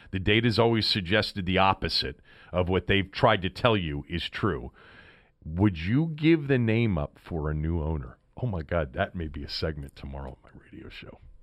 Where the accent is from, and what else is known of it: Washington, District of Columbia, United States; born or raised there